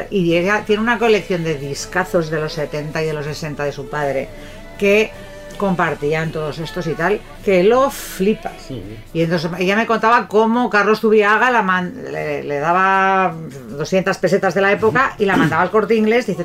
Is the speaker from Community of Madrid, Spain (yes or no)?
no; Bilbao, Basque Country, Spain; Soy de Bilbao